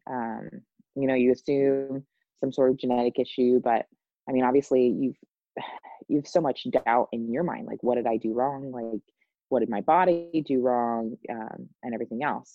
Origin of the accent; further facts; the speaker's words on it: Indiana, United States; moved away; my hometown in Indianapolis